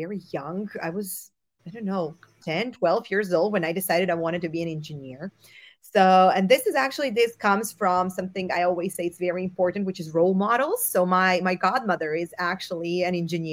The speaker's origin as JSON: {"language": "English", "town": "Zagreb", "region": "City of Zagreb", "country": "Croatia", "tie": "born or raised there", "also_born_or_lived": "Portugal / Barcelona, Spain", "moved": "as an adult", "lives_now": "Munich, Germany", "said": "I was born and raised in Croatia, in Zagreb."}